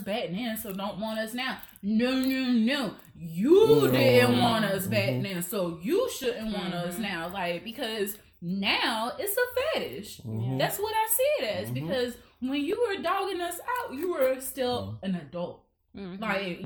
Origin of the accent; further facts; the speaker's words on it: the South, United States; growing up in the South